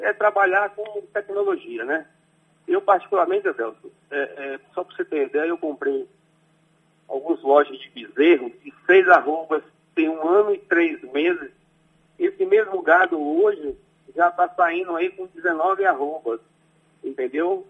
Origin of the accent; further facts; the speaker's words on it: Conceição do Jacuípe, Bahia, Brazil; moved away; minha cidade natal, né? Conceição do Jacuípe, a qual eu, eu prezo muito, tenho muita admiração e onde eu fui criado